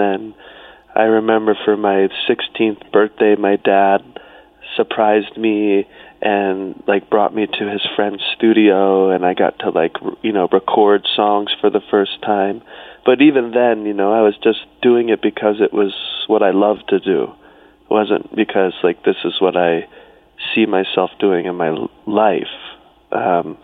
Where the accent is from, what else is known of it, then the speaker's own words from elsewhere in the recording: South Carolina, United States; I grew up on an island, which is all the way at the bottom of South Carolina